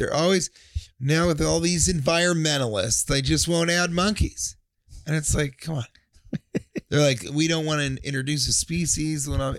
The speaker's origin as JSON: {"language": "English", "region": "Colorado", "country": "United States", "tie": "born or raised there", "said": "because I grew up in Colorado."}